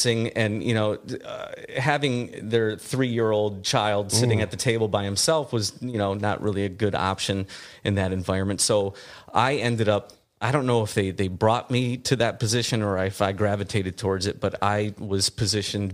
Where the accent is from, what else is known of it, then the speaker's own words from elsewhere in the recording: just outside of Detroit, Michigan, United States; accent: Midwestern; moved away as an adult; now in Los Angeles, United States; I grew up just outside of Detroit